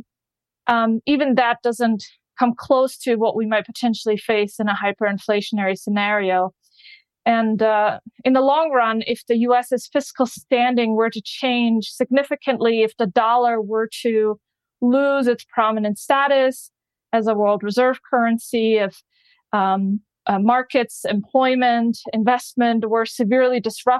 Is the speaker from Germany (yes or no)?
yes; Germany; now in United States; I'm originally from Germany